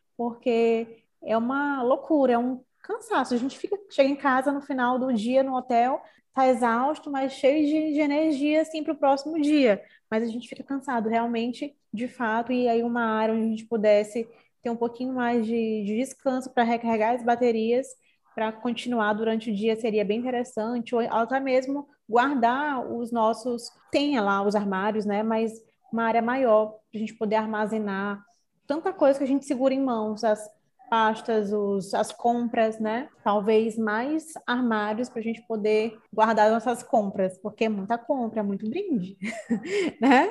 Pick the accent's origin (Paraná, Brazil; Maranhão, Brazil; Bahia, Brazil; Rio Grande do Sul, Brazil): Maranhão, Brazil; sou aqui do Maranhão